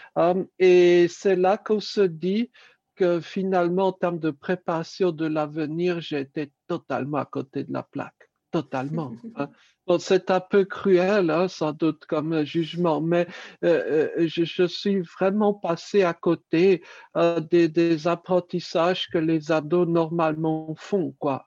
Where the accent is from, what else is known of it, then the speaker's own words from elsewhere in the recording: Paris, Île-de-France, France; Je suis né à Paris